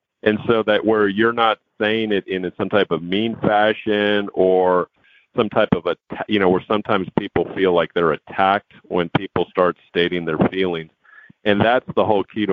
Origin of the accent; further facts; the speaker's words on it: Houston, Texas, United States; also born or lived in New York City, United States; I was born in New York City, but I grew up here in Houston